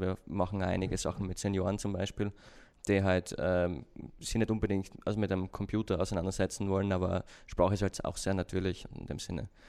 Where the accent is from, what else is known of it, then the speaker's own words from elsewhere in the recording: Austria; accent: Austrian; muss aufpassen auf meinen Akzent, ich bin ein Österreicher, falls